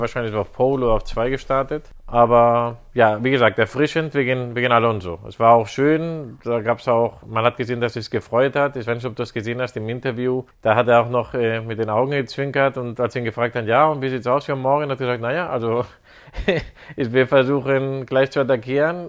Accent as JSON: {"language": "German", "country": "Spain", "said": "als Spanier"}